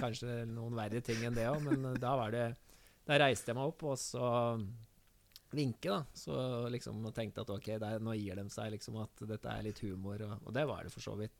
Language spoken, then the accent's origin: Norwegian; Hamar, Innlandet, Norway